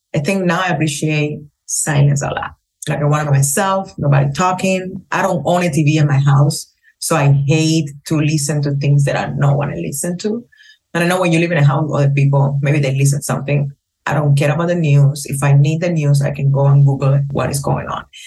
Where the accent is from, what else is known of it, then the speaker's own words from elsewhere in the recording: Cuba; English is a second language; moved away as an adult; also born or lived in Las Vegas, United States; now in Miami, United States; my experience growing up in Cuba